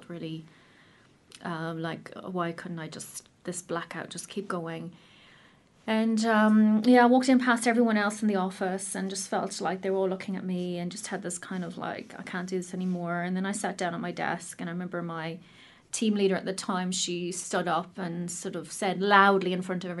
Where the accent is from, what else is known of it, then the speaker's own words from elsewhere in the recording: Ireland; moved away as an adult; now in New Zealand; as you can probably tell from my accent, I'm not from New Zealand originally. I'm from Ireland